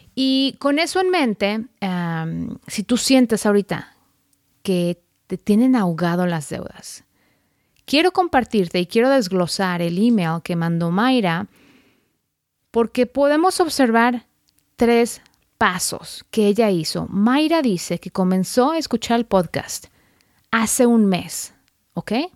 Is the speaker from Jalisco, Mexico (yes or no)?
yes; Guadalajara, Jalisco, Mexico; de Guadalajara, México, mi ciudad natal